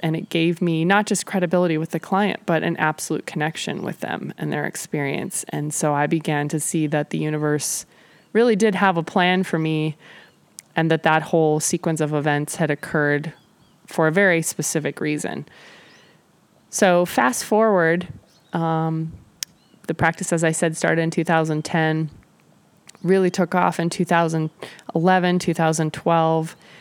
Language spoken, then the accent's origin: English; Nebraska, United States; moved away as an adult; also born or lived in Kansas City, Missouri / Mission, Kansas; I moved from Nebraska, where I was from and where I'd attended law school, to Kansas City, Missouri